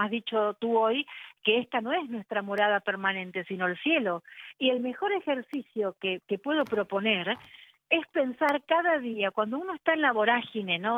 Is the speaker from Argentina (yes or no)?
yes; Argentina; en mi país